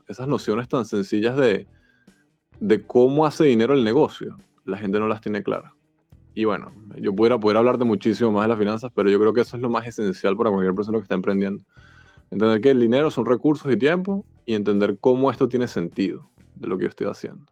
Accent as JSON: {"language": "Spanish", "town": "Caracas", "region": "Capital District", "country": "Venezuela", "moved": "as an adult", "lives_now": "Mexico City, Mexico", "said": "yo soy de Caracas, llegué hace tres meses"}